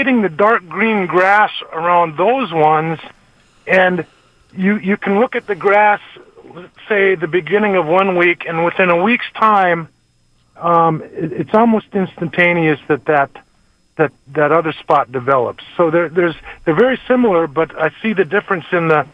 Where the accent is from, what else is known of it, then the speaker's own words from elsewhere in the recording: Macon, Georgia, United States; I'm actually from Macon